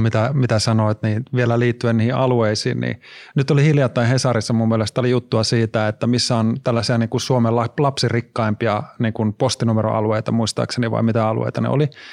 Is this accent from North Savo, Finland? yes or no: no; Oulu, North Ostrobothnia, Finland; moved away; mä oon Oulusta itse kotoisin